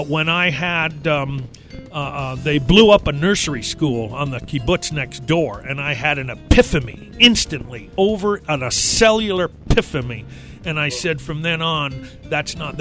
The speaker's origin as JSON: {"language": "English", "town": "Los Angeles", "region": "California", "country": "United States", "tie": "born or raised there", "also_born_or_lived": "Israel", "said": "I was born in Los Angeles"}